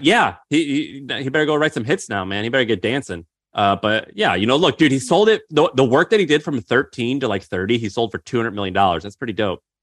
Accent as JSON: {"language": "English", "region": "Missouri", "country": "United States", "tie": "born or raised there", "said": "I grew up in Missouri."}